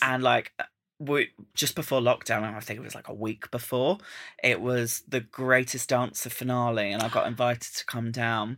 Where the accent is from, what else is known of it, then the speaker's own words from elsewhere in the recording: Essex, East of England, United Kingdom; I'm from Essex